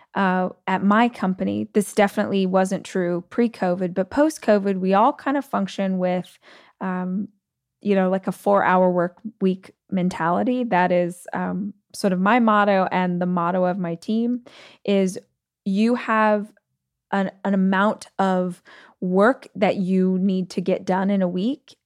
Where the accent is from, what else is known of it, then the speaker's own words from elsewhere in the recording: Bakersfield, California, United States; moved away; my hometown in Bakersfield